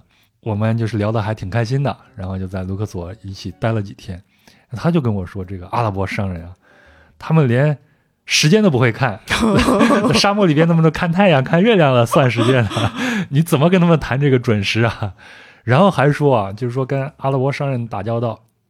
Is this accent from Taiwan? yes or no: no; China; 然后就问我你到底是哪儿的人？我就跟他说啊，那我我我我是中国人。